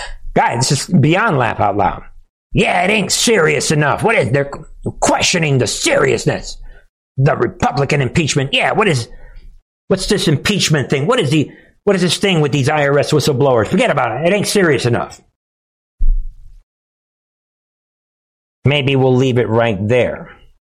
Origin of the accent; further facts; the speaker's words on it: New York, United States; Maybe it's because I'm from New York.